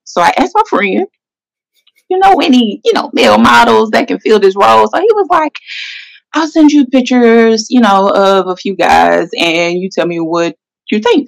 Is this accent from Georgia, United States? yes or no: yes; Atlanta, Georgia, United States; from Atlanta, Georgia. Mm-hmm. Born, well, I'm not gonna say born in Atlanta, but close enough. I was here right. since one, so I'm from Atlanta, Georgia